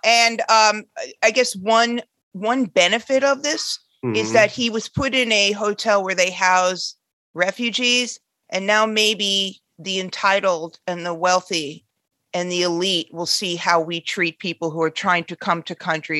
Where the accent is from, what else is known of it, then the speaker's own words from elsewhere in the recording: Queens, New York, United States; I'm from Queens too